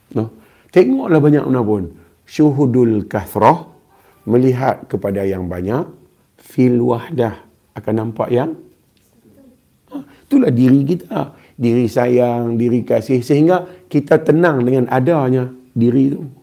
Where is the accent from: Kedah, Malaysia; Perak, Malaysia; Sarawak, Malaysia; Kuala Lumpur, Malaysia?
Kedah, Malaysia; accent: Kedah; Saya orang Kedah. Jadi saya cakap Kedah.